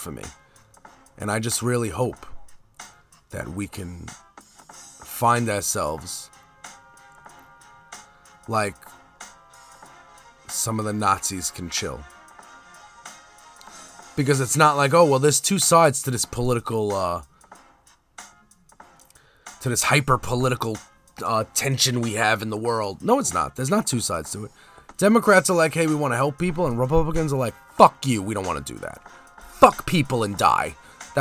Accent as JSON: {"language": "English", "town": "New York City", "region": "New York", "country": "United States", "tie": "born or raised there", "said": "everybody who I grew up with on Staten Island"}